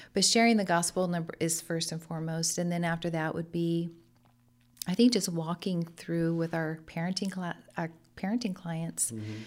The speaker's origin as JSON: {"language": "English", "town": "Lemoore", "region": "California", "country": "United States", "tie": "born or raised there", "also_born_or_lived": "Hanford", "said": "I grew up in Lemoore, a hometown girl here, uh, but moved to Hanford."}